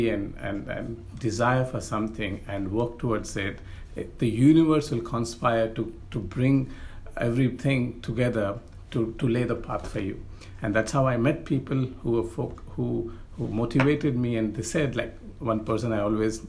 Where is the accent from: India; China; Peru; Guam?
India; I'm from India